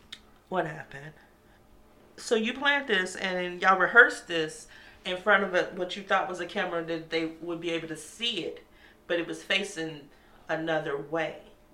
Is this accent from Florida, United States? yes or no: no; Chicago, Illinois, United States; I'm from Chicago.